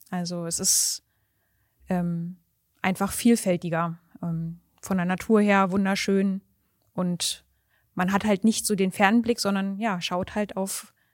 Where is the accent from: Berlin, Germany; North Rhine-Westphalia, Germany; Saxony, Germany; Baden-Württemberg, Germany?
Berlin, Germany; ich bin waschechte Berlinerin.